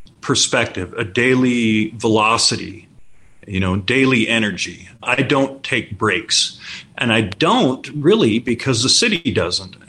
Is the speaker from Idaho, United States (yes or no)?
yes; Pocatello, Idaho, United States; also born or lived in Pullman, Washington; now in Las Vegas, United States; My original hometown is Pocatello, Idaho